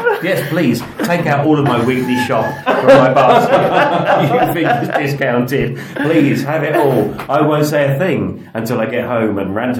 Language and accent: English; United Kingdom; I'm extremely British about it.